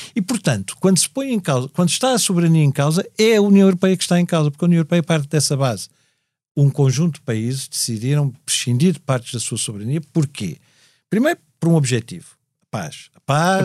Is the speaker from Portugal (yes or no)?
yes; Portugal; nós portugueses